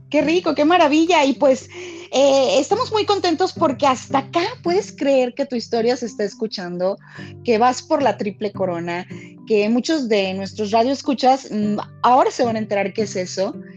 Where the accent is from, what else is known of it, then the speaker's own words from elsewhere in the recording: Mexico; sentimos hasta como mexicanos que todos ganamos